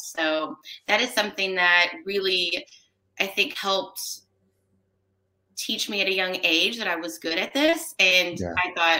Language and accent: English; Commerce, Texas, United States; also born or lived in McKinney; So I was born in McKinney, Texas, although I never lived there. And all things considered, I tell people I grew up in Commerce, Texas, which is about an hour and 15 minutes somewhat northeast of Dallas.